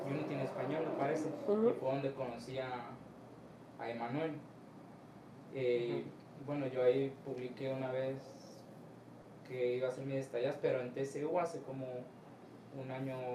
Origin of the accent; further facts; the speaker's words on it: Costa Grande, Guerrero, Mexico; moved away as an adult; now in Guadalajara, Mexico; yo de la Costa Grande de Guerrero y vengo a hacer mis, prácticas de estadía aquí como programador.